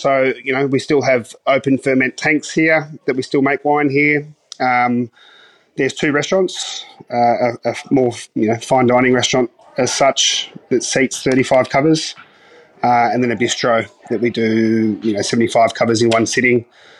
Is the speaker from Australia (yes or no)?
yes; The Patch, Victoria, Australia; So I grew up in the Dandenong Ranges, so a little place called The Patch, in between Mombulk and Belgrave.